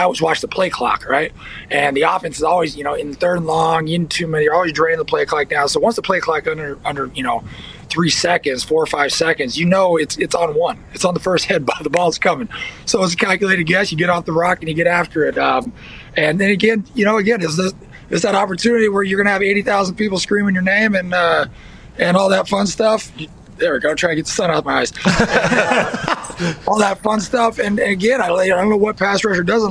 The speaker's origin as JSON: {"language": "English", "region": "Northern California", "country": "United States", "tie": "born or raised there", "also_born_or_lived": "Texas", "said": "I was born in Texas, but I grew up in like Northern California"}